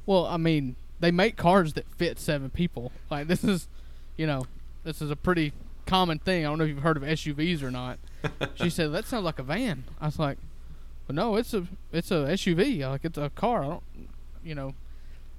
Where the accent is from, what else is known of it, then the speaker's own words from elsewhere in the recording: Cottonwood, Mississippi, United States; I grew up in Cottonwood, Mississippi